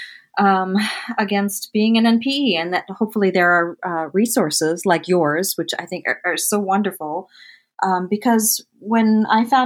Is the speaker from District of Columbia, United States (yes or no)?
no; Michigan, United States; also born or lived in Delaware; we lived in Delaware until I was seven, and Ernie and Tom got divorced, and we moved to Michigan with my mother and my stepfather